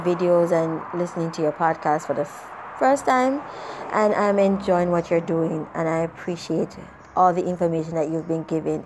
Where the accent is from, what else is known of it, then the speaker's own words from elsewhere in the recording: Jamaica; I'm from Jamaica